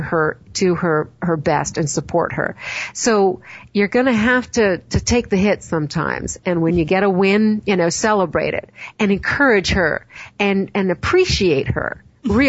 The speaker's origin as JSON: {"language": "English", "country": "Canada", "said": "I'm Canadian"}